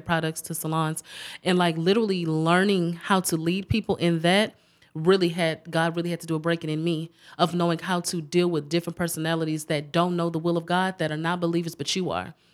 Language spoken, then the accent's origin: English; Galveston, Texas, United States; I was born and raised in Galveston